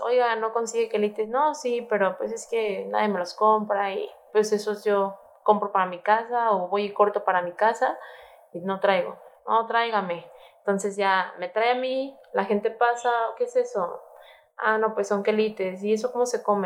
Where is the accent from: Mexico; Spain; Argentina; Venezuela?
Mexico; siendo mexicanos, la responsabilidad que tenemos como cocineros mexicanos